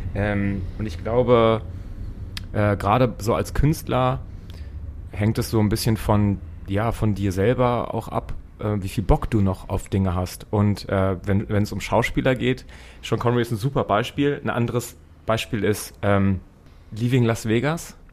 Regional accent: Braunschweig, Lower Saxony, Germany; moved away as an adult; now in Hamburg, Germany; in Braunschweig, meiner Heimatstadt.

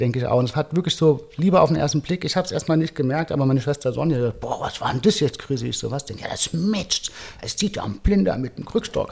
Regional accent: Frankfurt, Hesse, Germany; moved away as an adult; now in Lisbon, Portugal; Frankfurt ist halt doch meine Heimatstadt.

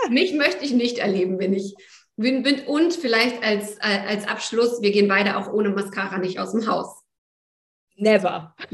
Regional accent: East Germany, Germany; Wir sind beides Morgenmenschen, wir sind beide in der DDR aufgewachsen und geboren.

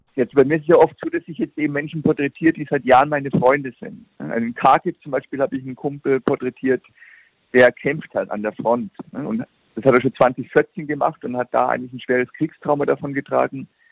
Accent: Germany

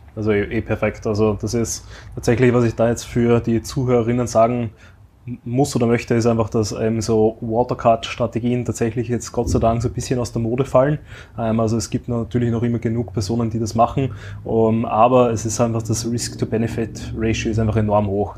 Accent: Austria; bei uns in Österreich

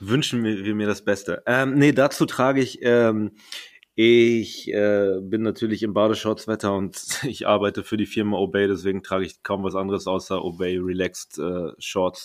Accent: Paderborn, North Rhine-Westphalia, Germany; now in Berlin, Germany; ich komme aus Paderborn

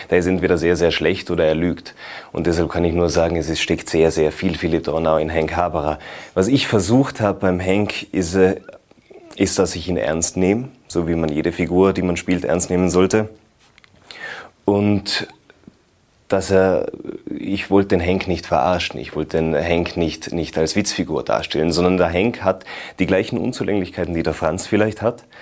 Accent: Tyrol, Austria; Generell als Tiroler Schauspieler, als junger Tiroler Schauspieler bei den Volksschauspielen mitzuwirken, ist eine große Freude und eine große Ehre.

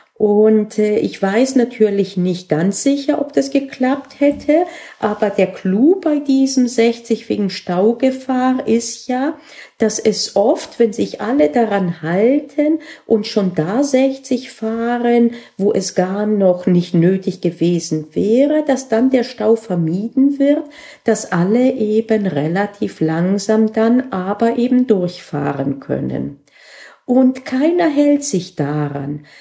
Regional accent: Bavaria, Germany; bei uns in Bayern

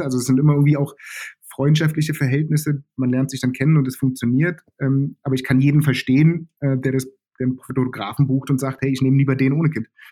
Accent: Germany; groß geworden bin ich im Westen von Berlin

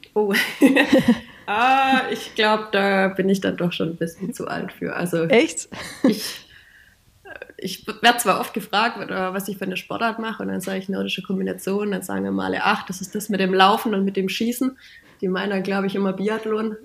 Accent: Baiersbronn, Baden-Württemberg, Germany; moved away as an adult; now in Upper Bavaria, Germany; meine Heimat in Bayersbronn zu verlassen, aber nichtsdestotrotz bin ich trotzdem noch Bayersbronnerin

